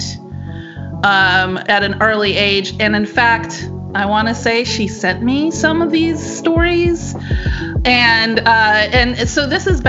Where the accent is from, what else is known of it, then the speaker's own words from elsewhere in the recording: North Carolina, United States; moved away as an adult; also born or lived in Florida / Washington State / Naples, Italy; my home state of North Carolina